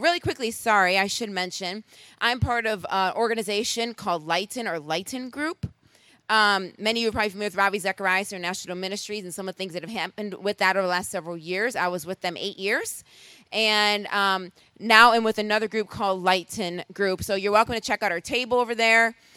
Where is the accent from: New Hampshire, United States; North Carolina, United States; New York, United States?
New York, United States; Rochester; moved away; also born or lived in Boston; I'm originally from Rochester, New York